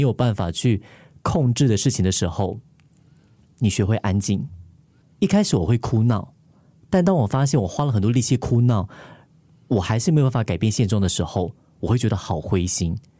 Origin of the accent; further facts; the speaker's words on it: Taiwan; now in Singapore; 我刚从台湾来新加坡